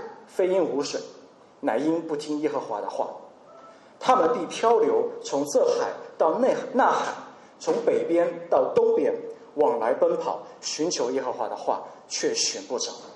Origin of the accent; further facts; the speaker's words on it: China; 我们中国人也最擅长囤货